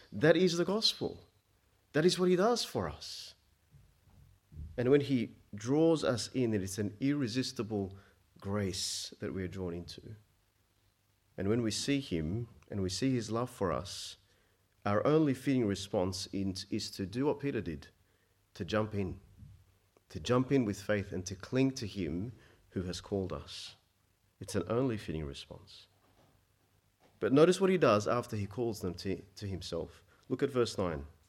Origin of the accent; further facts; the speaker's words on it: Egypt; I was born in Egypt